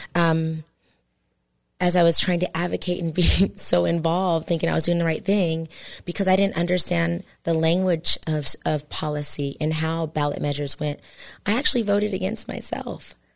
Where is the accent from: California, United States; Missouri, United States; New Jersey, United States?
California, United States; San Jose; I'm from San Jose, California